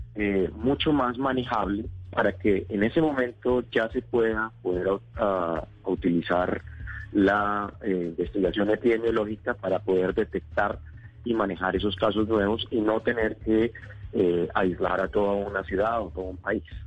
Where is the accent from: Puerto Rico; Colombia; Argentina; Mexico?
Colombia; Bogotá, Bogotá Capital District; moved away as an adult; also born or lived in Cúcuta; now in Atlanta, United States; Yo nací en Cúcuta, ah, pero estudié la mayor parte del tiempo en Bogotá